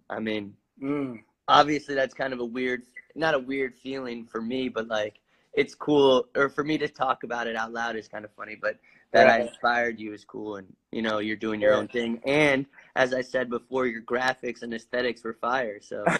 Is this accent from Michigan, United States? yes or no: no; New York City, New York, United States; born there; Yeah, I was born in New York City. My mom is from Spain, and my dad is from Ireland. And they had both moved to America to try to, you know, the American dream, I think.